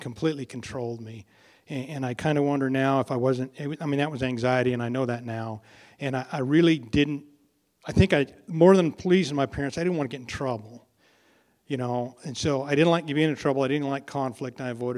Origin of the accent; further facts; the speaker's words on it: Elgin, United States; I was born here. I grew up in Elgin, and I grew up on a little ranch out there